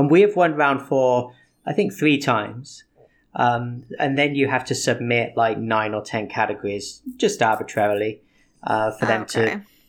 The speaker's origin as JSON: {"language": "English", "region": "England", "country": "United Kingdom", "tie": "born or raised there", "moved": "yes", "said": "I grew up in England. I learned to gamble when I was basically 6."}